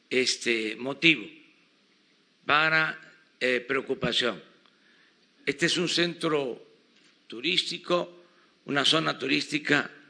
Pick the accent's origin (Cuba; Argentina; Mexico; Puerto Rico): Mexico; saben que somos mexicanos